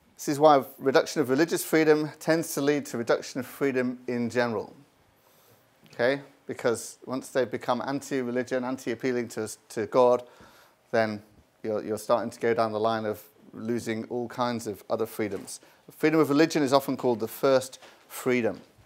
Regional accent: United Kingdom; I'm from Britain

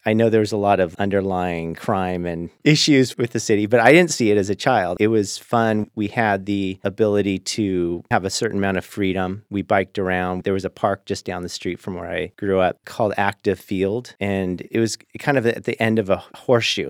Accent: Lakewood, Washington, United States; also born or lived in West Los Angeles; where I grew up in Lakewood

